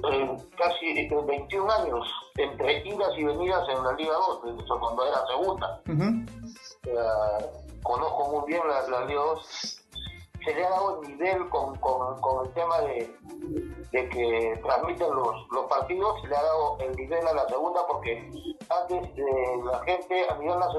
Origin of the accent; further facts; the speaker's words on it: Camaná, Arequipa, Peru; yo soy de Camaná